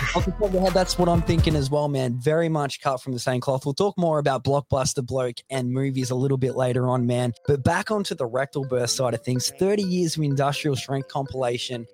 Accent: Australia

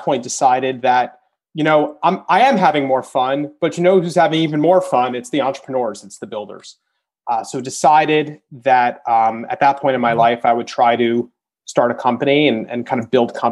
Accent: New York, United States; moved away; also born or lived in Michigan; I'm from New York originally

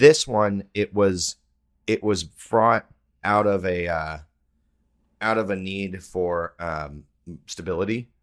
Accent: Texas, United States; I'm from Texas

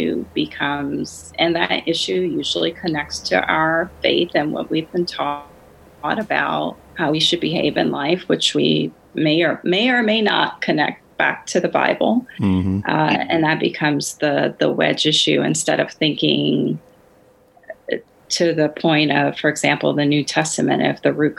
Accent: New Orleans, Louisiana, United States; moved away as an adult; also born or lived in Washington, D.C. / Chicago; I grew up in New Orleans, Louisiana, where there's a heavy, heavy concentration of Catholics

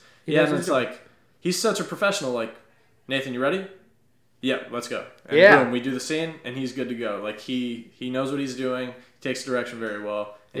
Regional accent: Naples, Florida, United States; And I grew up in Florida. You know, Naples, it's a city.

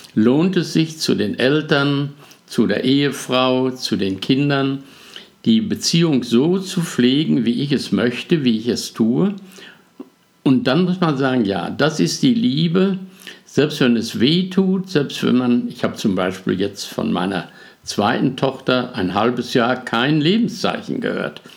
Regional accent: Germany; bei uns in Deutschland

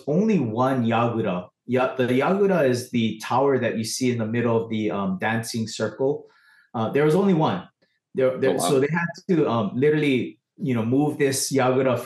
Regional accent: Big Island, Hawaii, United States; also born or lived in Los Angeles, United States; I'm actually from the Big Island

